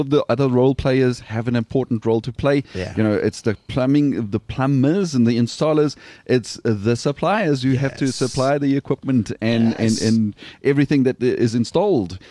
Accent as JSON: {"language": "English", "region": "Limpopo", "country": "South Africa", "tie": "born or raised there", "said": "my hometown"}